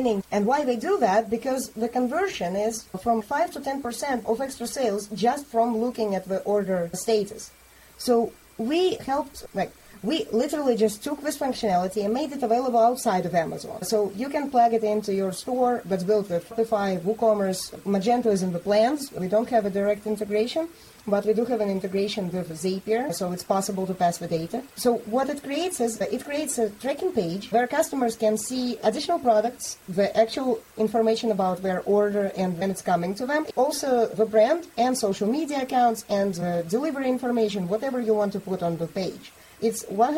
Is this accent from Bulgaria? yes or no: yes; Bulgaria; I'm from Bulgaria